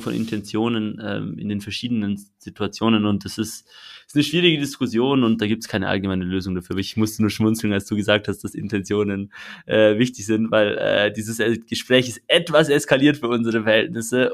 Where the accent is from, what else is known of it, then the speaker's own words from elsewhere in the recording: Switzerland; ich als Schweizer